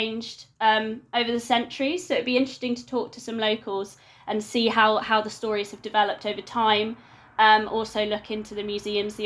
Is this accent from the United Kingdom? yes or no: yes; London, United Kingdom; moved away as an adult; now in Exeter, United Kingdom; I'm a Londoner